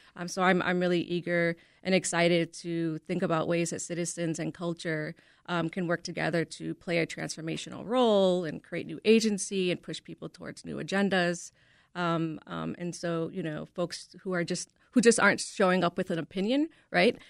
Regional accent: Chicago, Illinois, United States; I am a native Chicagoan, born and raised on the South Side in the Brighton Park community

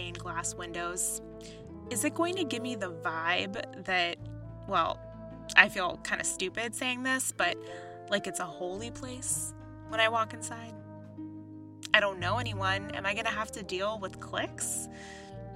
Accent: East Coast, United States; moved away as an adult; also born or lived in Washington, D.C.; now in Chicago, United States; I grew up on the East Coast, going to synagogue and going to Sunday school

